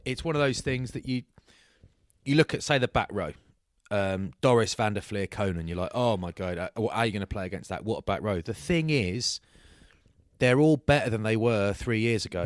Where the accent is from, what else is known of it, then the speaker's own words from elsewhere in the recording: Bath, South West England, United Kingdom; I'm from Bath